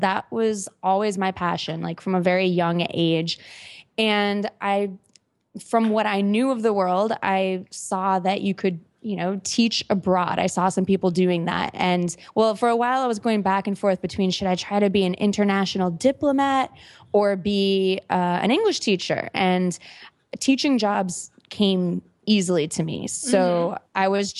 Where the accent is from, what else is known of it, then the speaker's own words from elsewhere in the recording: Minneapolis, Minnesota, United States; born there; So I was born in Minneapolis, Minnesota, the United States of America. It's the Midwest, kind of, you know, a nice city, but just, in the middle of the country, not too exotic, at least to me anyway.